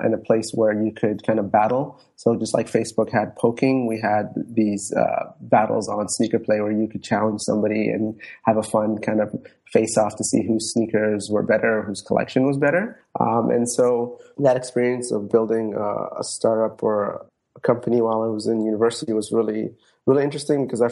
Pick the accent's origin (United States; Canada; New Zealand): Canada; Toronto, Ontario; also born or lived in Djibouti / Somaliland / Netherlands; I've been in Toronto since I was 8 years old, gone through schooling here from elementary to high school to university